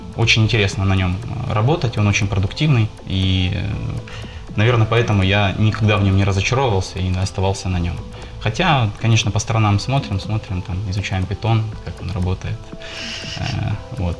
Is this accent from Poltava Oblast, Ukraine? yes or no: yes; Poltava, Poltava Oblast, Ukraine; now in Kharkiv, Ukraine; я сейчас живу в Харькове, сам я родом из Полтавы.